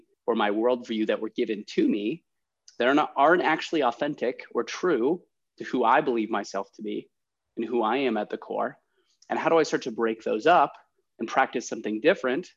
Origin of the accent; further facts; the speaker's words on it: Ohio, United States; also born or lived in San Francisco; now in Chicago, United States; I'm from Ohio originally.